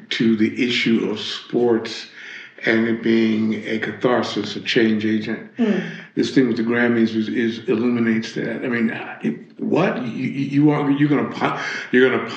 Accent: Georgia, United States; I'm from Georgia

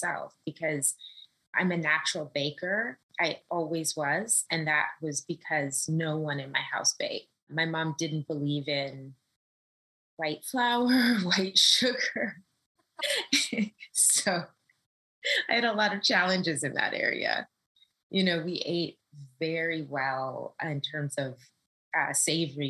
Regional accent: Los Angeles, California, United States; moved away as an adult; now in New York City, United States; I'm from Los Angeles, born and raised

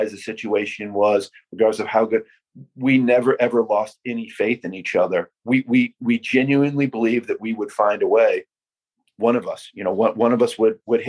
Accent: Iowa, United States; Here in my hometown

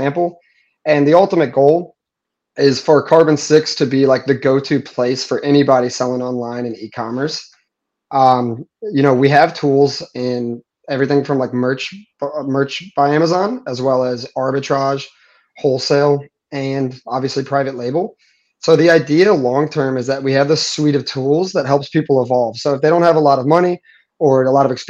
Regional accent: St. Louis, Missouri, United States; moved away as an adult; now in Puerto Rico; born and raised in St. Louis. I live in Puerto Rico now

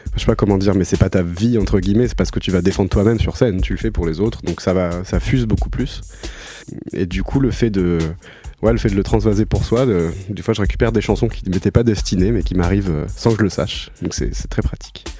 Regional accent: Toulouse, Occitania, France; also born or lived in Paris; je viens de, Toulouse à la base. Enfin, je suis né à Paris, mais j'ai toujours vécu à Toulouse

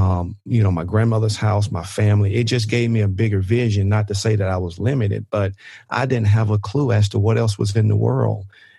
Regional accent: Mississippi, United States; I can remember in high school, I grew up in the Mississippi Delta

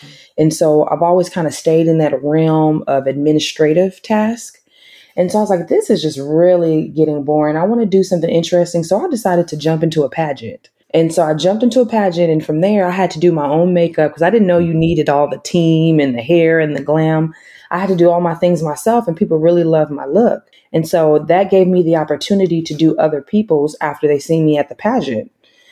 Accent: Tulsa, Oklahoma, United States; moved away as an adult; also born or lived in Dallas, Texas / Los Angeles / Joliet, Illinois; I was born and raised in Oklahoma in a small town called Tulsa.

